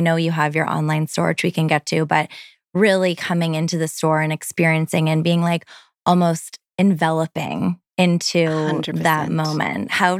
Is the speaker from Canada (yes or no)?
yes; Toronto, Ontario, Canada; my hometown of Toronto.